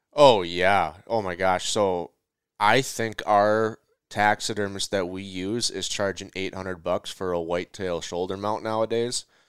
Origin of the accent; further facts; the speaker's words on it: Minnesota, United States; I'm from Minnesota